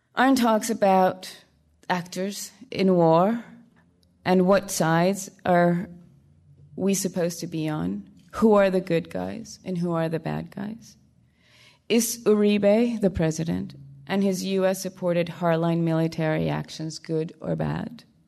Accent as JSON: {"language": "English", "town": "Barranquilla", "region": "Atlántico", "country": "Colombia", "tie": "born or raised there", "second_language": "English", "moved": "yes", "said": "my hometown of Barranquilla, where I grew up"}